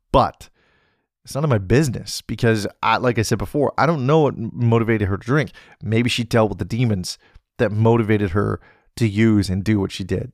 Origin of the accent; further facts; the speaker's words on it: British Columbia, Canada; being back in beautiful British Columbia, being close to my hometown, being close to the Salmon Arm Wharf